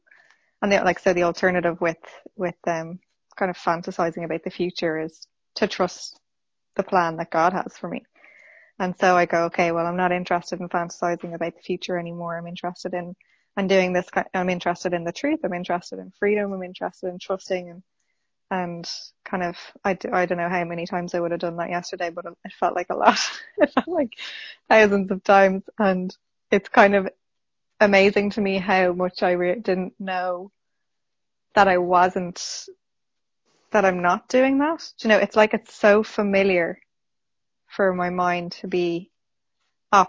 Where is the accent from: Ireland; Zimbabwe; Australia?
Ireland; Dublin, Leinster; Dublin in Ireland.